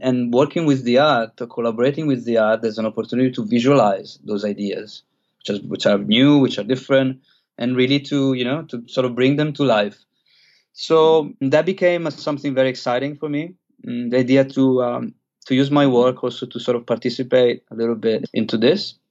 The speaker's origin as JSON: {"language": "English", "country": "Italy", "tie": "born or raised there", "also_born_or_lived": "London / Australia / Chiang Mai", "moved": "as an adult", "said": "I grew up in Italy"}